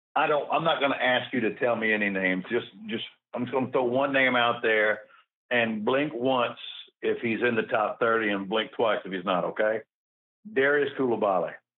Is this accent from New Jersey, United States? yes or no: no; Memphis, Tennessee, United States; I'm from Memphis.